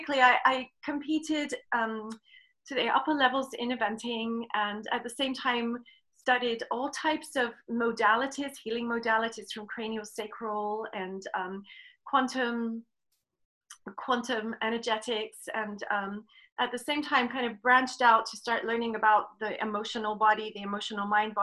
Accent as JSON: {"language": "English", "region": "England", "country": "United Kingdom", "tie": "born or raised there", "moved": "as an adult", "lives_now": "United States", "said": "I'm from England, and I was born, grew up in England"}